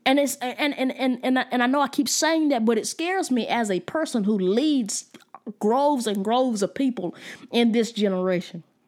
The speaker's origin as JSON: {"language": "English", "country": "United States", "said": "I was from the United States"}